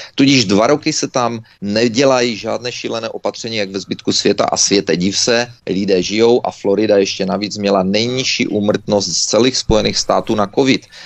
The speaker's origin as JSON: {"language": "Czech", "country": "Czechia", "also_born_or_lived": "Canada", "moved": "yes"}